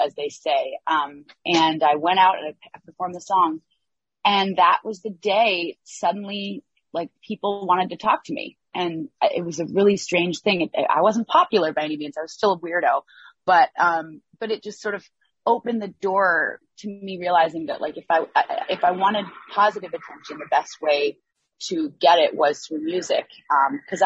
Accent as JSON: {"language": "English", "town": "Waitsfield", "region": "Vermont", "country": "United States", "tie": "born or raised there", "said": "I'm from Waitsfield, Vermont. Actually, technically based in Vermont. It's the Mad River Valley. It's a community of artists and creative types, but also ski bums. And it's a really, really wonderful community to grow up in."}